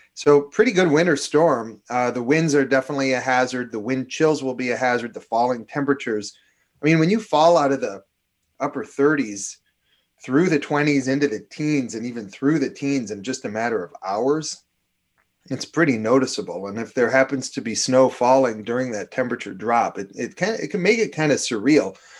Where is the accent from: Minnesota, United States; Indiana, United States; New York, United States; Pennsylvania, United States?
Minnesota, United States; accent: fake New York; I'm a Jewish kid. I grew up Jewish here in Minnesota